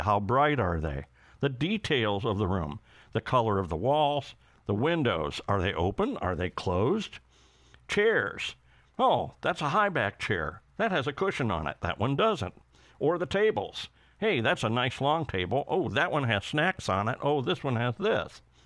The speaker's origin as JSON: {"language": "English", "region": "England", "country": "United Kingdom", "said": "as we English call it"}